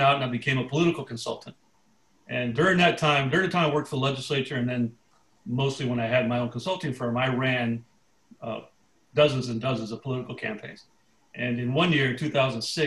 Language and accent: English; Chula Vista, California, United States; I was born and raised here in San Diego. I grew up in Chula Vista, lived in the same house